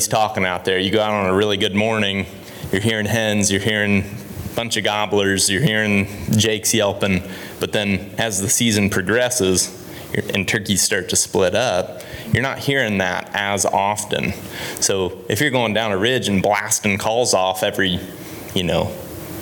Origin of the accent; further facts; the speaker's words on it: Ohio, United States; moved away; I grew up in Ohio, and when I was a kid, you could only hunt till noon